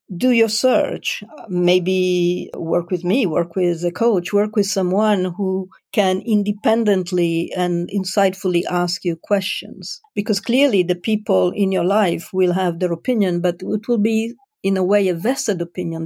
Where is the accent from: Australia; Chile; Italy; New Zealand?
Italy; moved away as an adult; also born or lived in Milan / Switzerland / United Kingdom / France; I was born in Italy